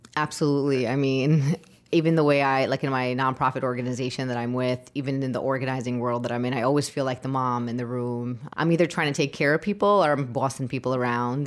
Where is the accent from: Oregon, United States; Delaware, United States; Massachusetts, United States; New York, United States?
New York, United States; New York City; I was born and raised in Brooklyn